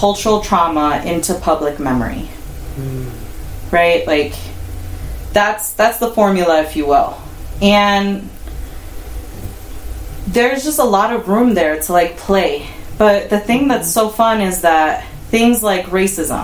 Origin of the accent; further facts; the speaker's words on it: Chicago, Illinois, United States; I grew up in Chicago